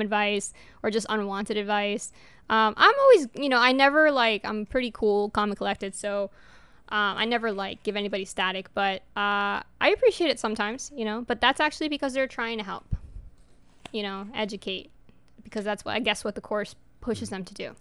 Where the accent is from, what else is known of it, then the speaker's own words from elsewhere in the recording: New York, United States; first language Spanish; English is a second language; moved away; New York, my home state